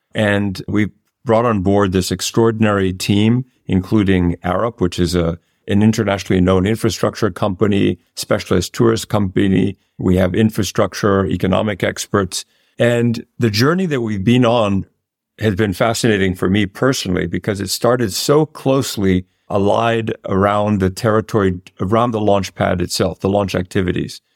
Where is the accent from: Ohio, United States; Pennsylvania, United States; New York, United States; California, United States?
New York, United States; not only an American, but as a New Yorker